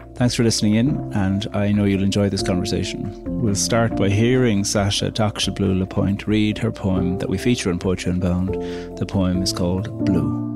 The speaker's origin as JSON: {"language": "English", "country": "Ireland", "said": "I'm Irish"}